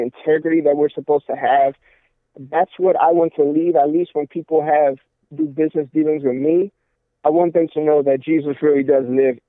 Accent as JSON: {"language": "English", "town": "Sarasota", "region": "Florida", "country": "United States", "tie": "born or raised there", "said": "I'm currently in Florida, Sarasota is my hometown, and God brought me back over here from where I was at previously."}